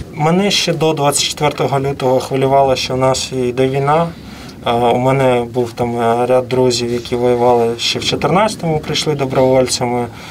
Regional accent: Kremenchuk, Poltava Oblast, Ukraine; прилетіло по моєму теж е, рідному місту, я е, з Кременчука сам

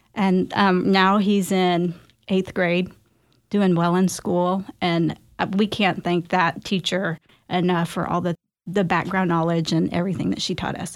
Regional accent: Garland, Texas, United States; also born or lived in Dallas, Texas; I am a Filipino American born here in Dallas, Texas, and raised right down the road in Garland.

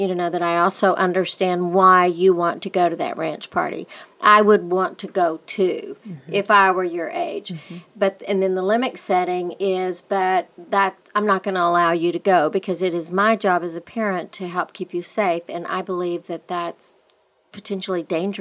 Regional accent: West Texas, United States; growing up in West Texas, little boys were told, shake it off, shake it off.

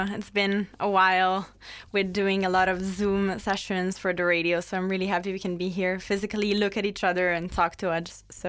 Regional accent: Italy; moved away as an adult; now in Leuven, Belgium; So this is my second year in Leuven. I'm from Italy and I'm studying sustainable development.

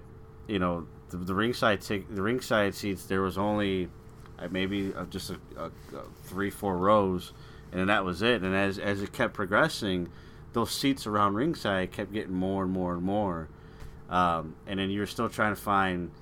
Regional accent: Chicago, Illinois, United States; you and I, again, we're from Chicagoland area

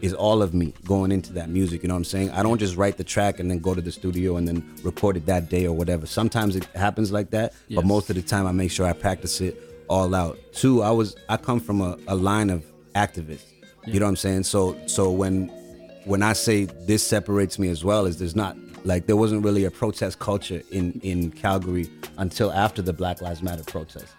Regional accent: Zimbabwe; now in Canada; I was born in Zimbabwe, Africa

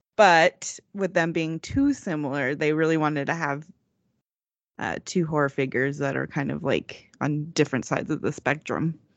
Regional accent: Texas, United States; accent: Texas; my great Texas accent

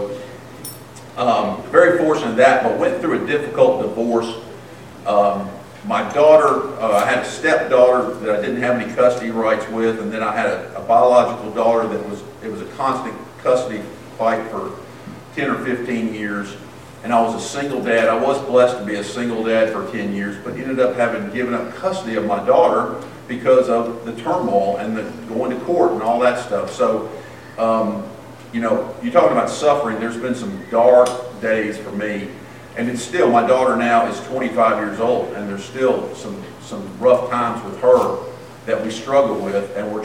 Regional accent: Memphis, Tennessee, United States; moved away as an adult; also born or lived in North Carolina / South Carolina; I grew up in Memphis, Tennessee

